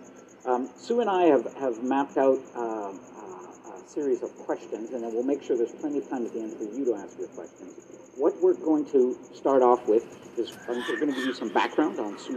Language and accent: English; Canada; I'm from Canada, I work at the CBC